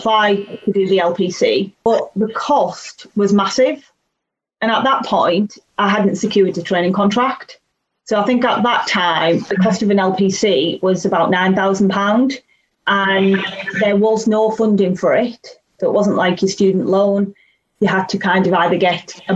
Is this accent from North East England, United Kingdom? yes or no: yes; Teesside, North East England, United Kingdom; I was born in Teesside